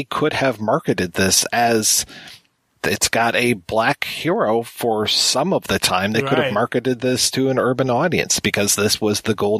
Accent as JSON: {"language": "English", "country": "United States", "said": "as an American"}